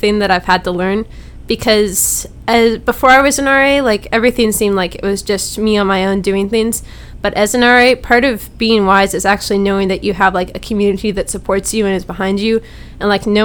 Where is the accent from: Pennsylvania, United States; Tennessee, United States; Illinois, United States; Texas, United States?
Tennessee, United States; Knoxville; I'm from Knoxville, Tennessee, and I'm a music major.